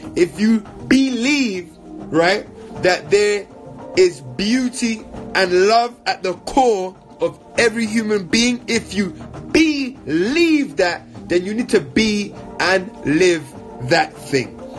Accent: London, United Kingdom; I grew up in London

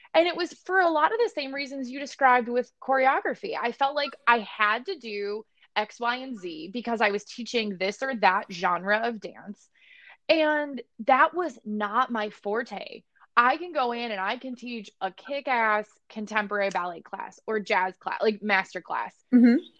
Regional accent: Barrington, Illinois, United States; moved away; I came from Barrington, Illinois, and now I'm here

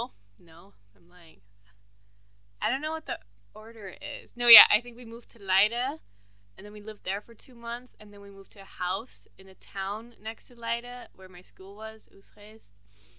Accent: Geneva, Switzerland; born there; I was born in Geneva. And Geneva's the French part of Switzerland. And I'm half French.

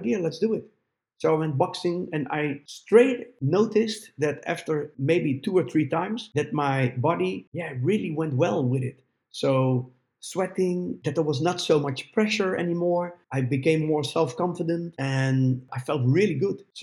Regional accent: Netherlands; my hometown

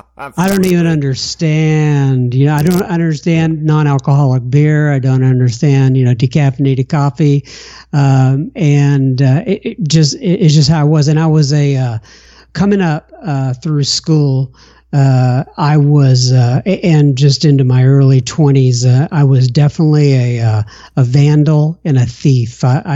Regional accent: Bangor, Maine, United States; born there; They came back over here, moved back over here, and I was born in Bangor, Maine. I was an Air Force brat for the first 6 years of my life.

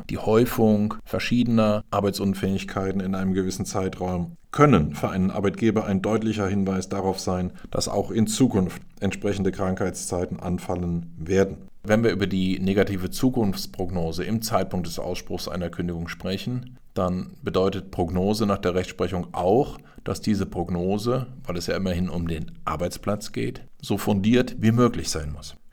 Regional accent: Sinzig, Rhineland-Palatinate, Germany; Ich stamme persönlich aus Sinzig, also von daher habe ich da auch erhebliche Verbindungen hin und weiß, wie es da aussieht.

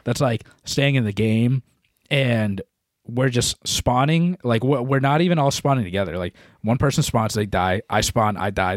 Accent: New England, United States; we're from New England

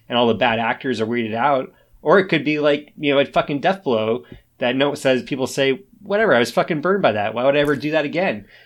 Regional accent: United States; as an American

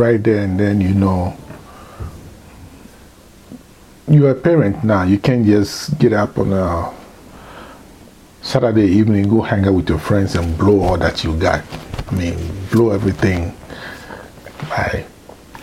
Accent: Ghana; moved away as an adult; now in United States

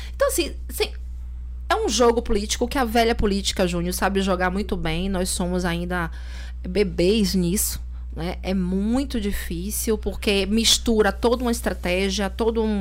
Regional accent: Salvador, Bahia, Brazil; also born or lived in Lauro de Freitas; eu sou soteropolitana

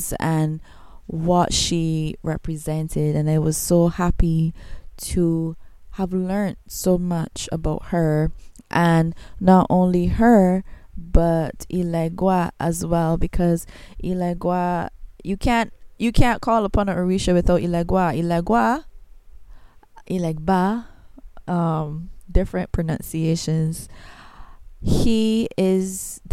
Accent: Barbados; accent: Bajan; I am not American. I is a Bajan. I'm from Barbados.

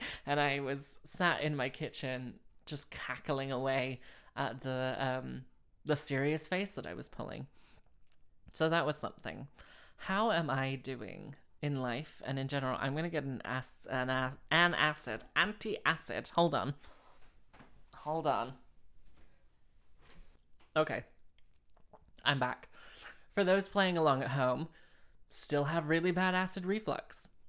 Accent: Slough, South East England, United Kingdom; moved away as an adult; also born or lived in Houston, United States; so when I was 3 until when I was 11, we lived in Houston, Texas. Everyone knows this. And when I was 11, we moved back to Slough. And then when I was 18, I moved here.

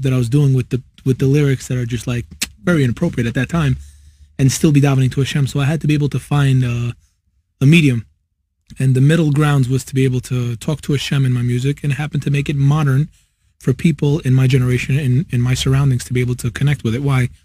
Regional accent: New York City, New York, United States; I'm from New York, born, raised in Queens

